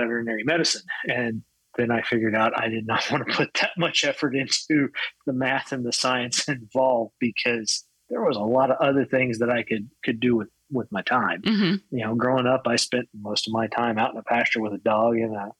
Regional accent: Fort Worth, Texas, United States; I was born in Fort Worth and raised just outside of Fort Worth, Texas

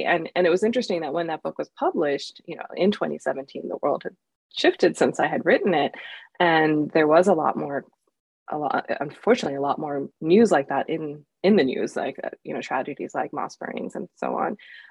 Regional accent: United States; as a kid growing up in the United States, I didn't feel like I had the chance to share in a school setting.

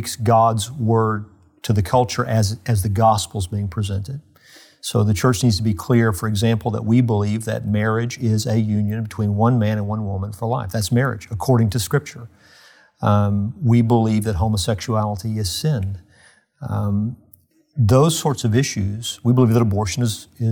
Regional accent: United States; as an American citizen

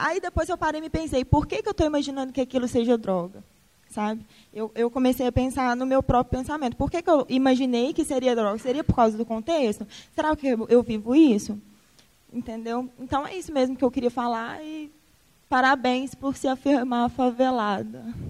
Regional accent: Ribeirão das Neves, Minas Gerais, Brazil; eu também sou de Ribeirão das Neves. Sou de Ribeirão das Neves, é, sou de uma região periférica

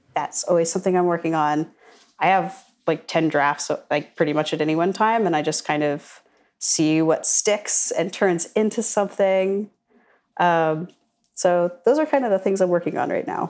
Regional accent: suburbs right outside of Washington D.C., Virginia, United States; also born or lived in Sullivan County, Pennsylvania; now in Charlottesville, United States; I'm from uh, the Burbs in right outside of Washington D.C. So I am from Virginia originally, but I've moved within Virginia

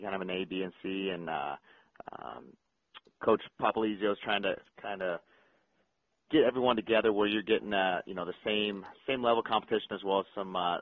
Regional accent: Clearwater, Florida, United States; I grew up in Clearwater, Florida, so not a big wrestling state

